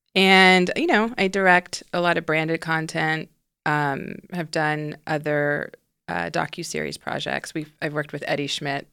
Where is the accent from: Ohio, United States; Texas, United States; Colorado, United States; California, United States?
Texas, United States; Houston; now in Los Angeles, United States; I grew up in the South, in Houston, Texas